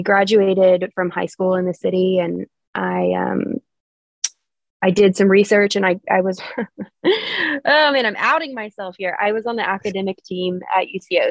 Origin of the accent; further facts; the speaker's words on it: Oklahoma City, Oklahoma, United States; I'm from here. Oklahoma City is where I've been raised. I've spent my whole life here